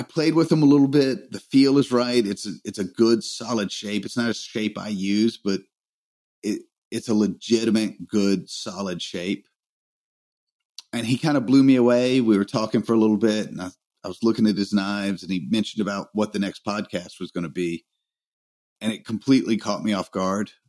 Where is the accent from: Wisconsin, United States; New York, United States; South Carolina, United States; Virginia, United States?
South Carolina, United States; Greenville; they were at my hometown while I was in Salt Lake.